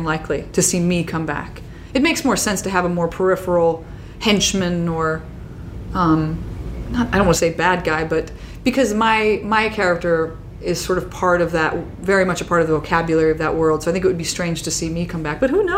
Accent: Midwest, United States; I'm from the Midwest

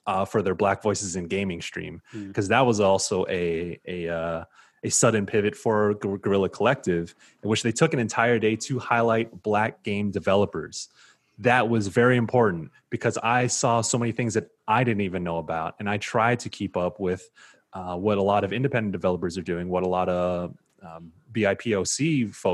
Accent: San Diego, California, United States; he is from my hometown of Southeast San Diego. So we are from the same hood

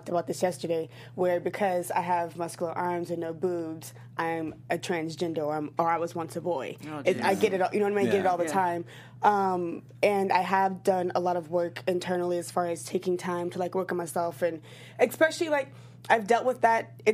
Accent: the South, United States; I come from the South, and, like, being from the South, a lot of my family

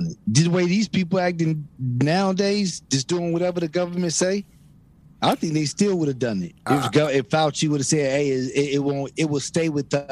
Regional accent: Virginia, United States; I'm from Virginia

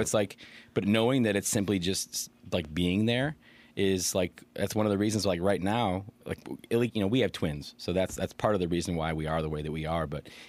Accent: Aurora, Illinois, United States; also born or lived in Oak Park; So born in Oak Park, but I was raised in Aurora.

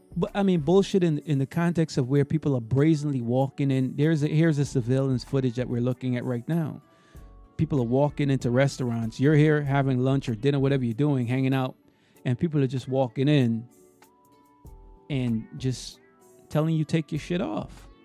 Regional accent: New York City, New York, United States; now in Florida, United States; I usually say I'm from Brooklyn. I don't say I'm from New York.

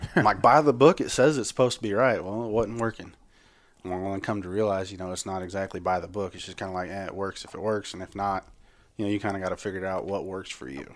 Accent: Higginsville, Missouri, United States; now in Blue Springs, United States; I'm from Higginsville

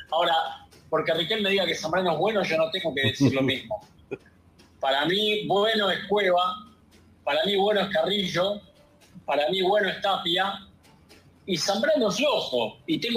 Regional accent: Argentina; soy argentino

